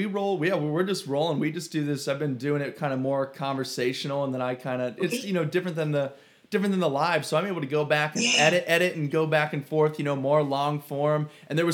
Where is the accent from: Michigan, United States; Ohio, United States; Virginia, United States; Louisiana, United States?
Ohio, United States; also born or lived in Cleveland; now in Arizona, United States; I'm from Ohio